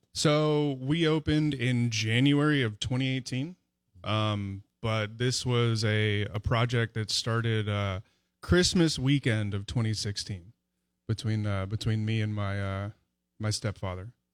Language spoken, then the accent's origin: English; Los Angeles, California, United States; moved away as an adult; also born or lived in San Diego, California; now in Vicksburg, United States; I'm from Los Angeles originally.